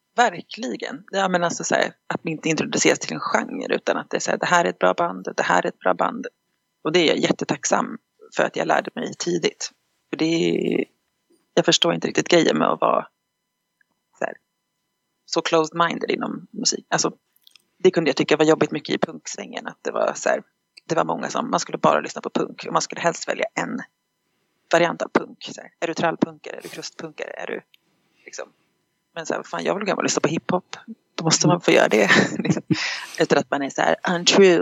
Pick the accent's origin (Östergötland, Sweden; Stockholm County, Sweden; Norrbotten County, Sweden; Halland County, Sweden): Stockholm County, Sweden; Stockholm; moved away as an adult; also born or lived in United States; now in Dalarna, Sweden; jag är född i USA, uppväxt i Stockholm men bor i Dalarna